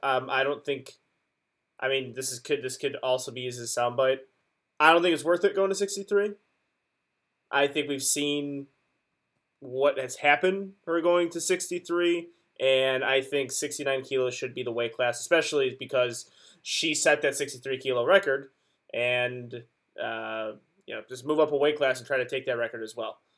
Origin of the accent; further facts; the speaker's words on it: Chicago, Illinois, United States; we're from Chicago